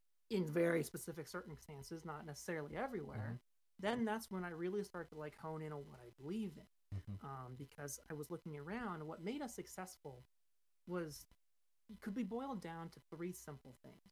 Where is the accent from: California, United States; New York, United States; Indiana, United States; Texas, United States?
California, United States; Central; also born or lived in Washington State; I grew up in Central California, which is a much more conservative area compared to most of the state